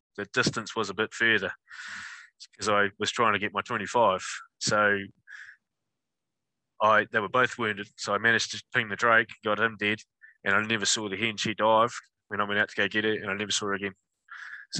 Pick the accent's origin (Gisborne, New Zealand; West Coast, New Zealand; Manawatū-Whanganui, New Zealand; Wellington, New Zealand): Manawatū-Whanganui, New Zealand; I'm a born and bred Manawatu guy. Still live here. I live about 20 minutes from where I grew up.